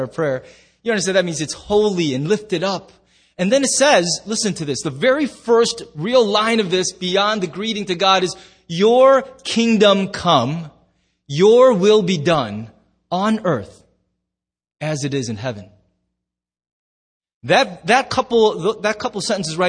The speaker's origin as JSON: {"language": "English", "country": "United States"}